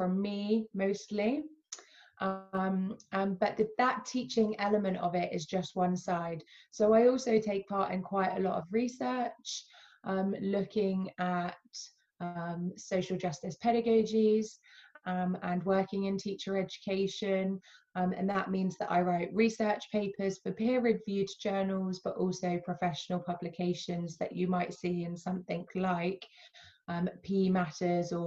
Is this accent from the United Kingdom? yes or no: yes; United Kingdom; also born or lived in Alabama, United States; I would identify as dual heritage. So I am British, Palestinian